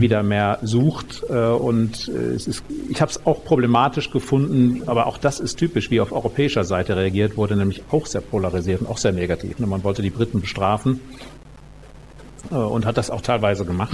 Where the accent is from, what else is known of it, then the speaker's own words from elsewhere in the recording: North Rhine-Westphalia, Germany; also born or lived in Münster; now in Munich, Germany; ich bin ja in den 70er Jahren da auf dem Land aufgewachsen in Ostwestfalen